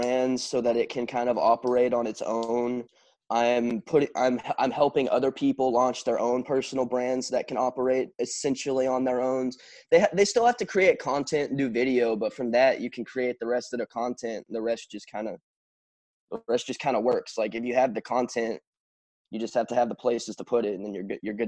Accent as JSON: {"language": "English", "town": "Wimberley", "region": "Texas", "country": "United States", "tie": "born or raised there"}